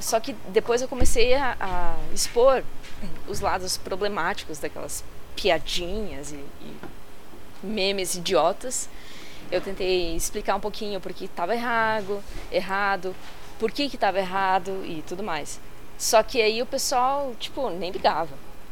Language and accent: Portuguese; São Paulo, Brazil; eu sou de São Paulo